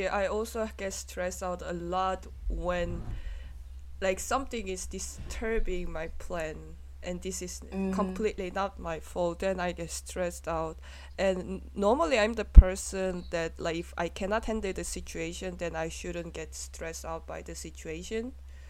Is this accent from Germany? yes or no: yes; Munich, Bavaria, Germany; born and raised in Munich, so, like, this is not the problem to me, you know?